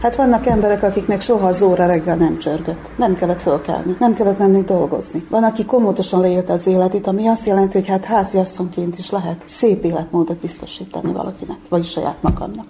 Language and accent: Hungarian; Muzslya, Vojvodina, Serbia; Nem vagyok muzslai születésű, de gyermekkorom óta itt élek mozlán